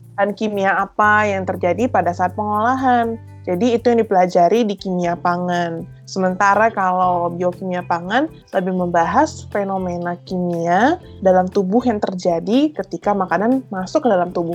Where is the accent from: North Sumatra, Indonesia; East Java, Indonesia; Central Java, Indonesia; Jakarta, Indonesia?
North Sumatra, Indonesia; Gua kan dari Sumatera Utara